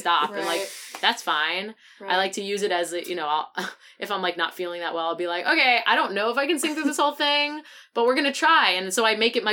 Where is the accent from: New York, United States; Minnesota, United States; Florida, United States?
New York, United States; Great Neck; I'm from Great Neck